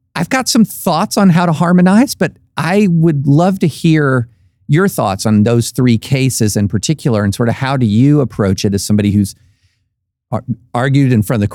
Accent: the South, United States; I've heard it growing up in the South.

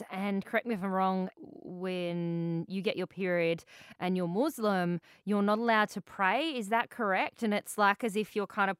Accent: Australia; growing up in Australia

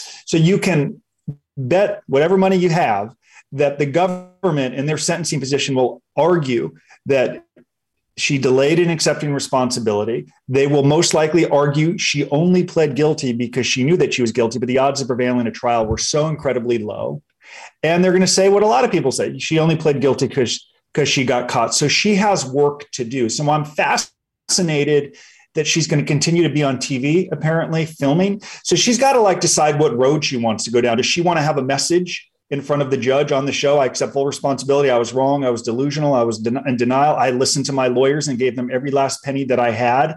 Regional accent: Los Angeles, California, United States; I grew up in Los Angeles.

